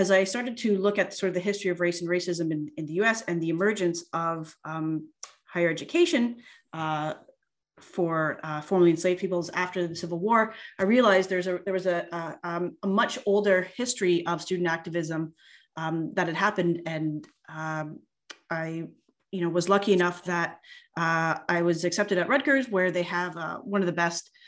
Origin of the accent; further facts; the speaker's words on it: Canada; also born or lived in United States; I grew up here in Canada, but spent almost 10 years living and studying in the US